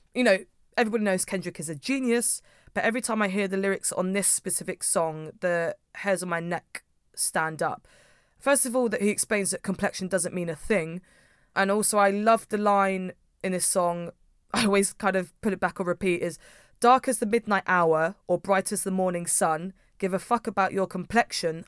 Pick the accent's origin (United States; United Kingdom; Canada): United Kingdom; Milton Keynes, South East England; I'm from Milton Keynes.